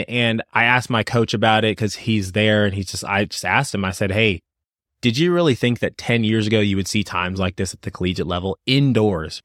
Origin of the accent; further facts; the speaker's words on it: Louisville, Kentucky, United States; I'm actually from Louisville